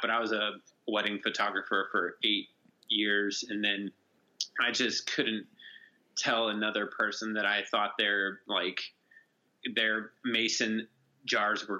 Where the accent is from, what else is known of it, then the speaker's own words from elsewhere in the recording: Bishop, California, United States; I grew up in Bishop, California